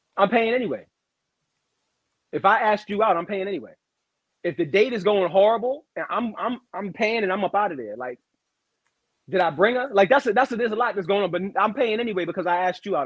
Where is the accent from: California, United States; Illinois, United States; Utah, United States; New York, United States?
New York, United States; New York City; I'm from Brooklyn